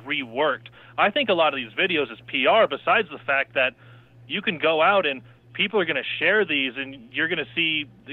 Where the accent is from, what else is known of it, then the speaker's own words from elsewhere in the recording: Nebraska, United States; growing up in Nebraska